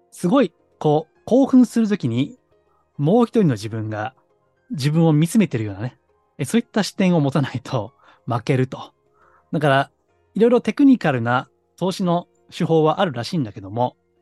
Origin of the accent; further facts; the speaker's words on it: Kansai, Japan; 私はあの、関西の出身ですからね